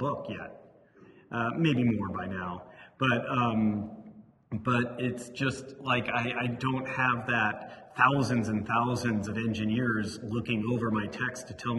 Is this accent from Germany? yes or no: no; Livermore, California, United States; I grew up in Livermore, California